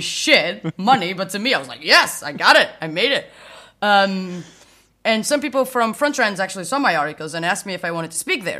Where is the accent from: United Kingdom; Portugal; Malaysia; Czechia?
Portugal; a small town near Porto, Norte; moved away as an adult; now in Berlin, Germany; I am originally from Portugal, a small town near Porto, just moved to Berlin.